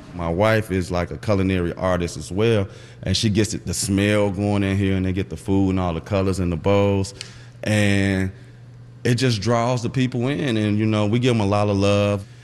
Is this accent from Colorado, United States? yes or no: no; Chicago, Illinois, United States; I grew up in West Garfield Park area